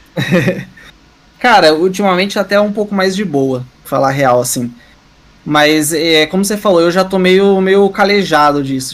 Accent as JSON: {"language": "Portuguese", "town": "Curitiba", "region": "Paraná", "country": "Brazil", "said": "eu sou de Curitiba"}